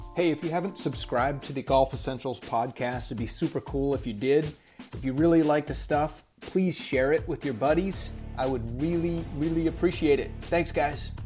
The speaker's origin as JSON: {"language": "English", "region": "Maine", "country": "United States", "tie": "born or raised there", "said": "when I grew up in Maine."}